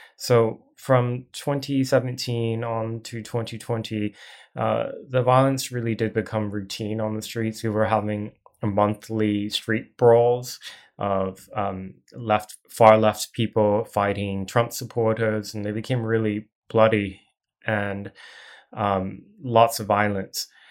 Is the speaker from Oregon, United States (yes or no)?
yes; Portland, Oregon, United States; I grew up primarily in Portland